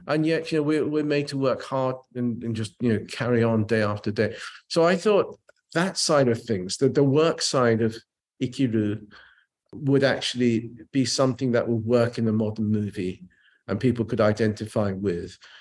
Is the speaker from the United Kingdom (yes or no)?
yes; England, United Kingdom; also born or lived in Japan; I was a Japanese kid growing up in England